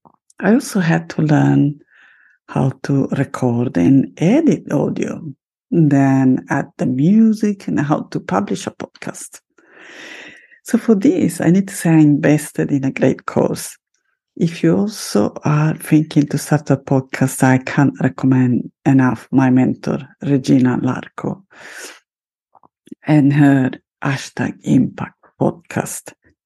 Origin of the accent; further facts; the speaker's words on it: Italy; first language Italian; English is a second language; So creative that I'm also starting a second podcast in Italian, my mother tongue, in Italiano.